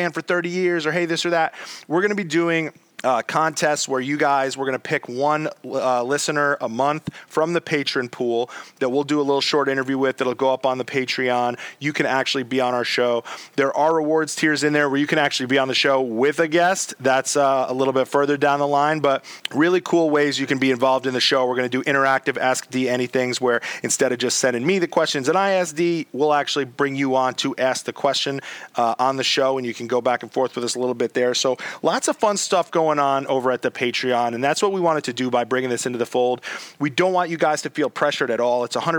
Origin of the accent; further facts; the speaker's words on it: New York City, New York, United States; in New York City here in my hometown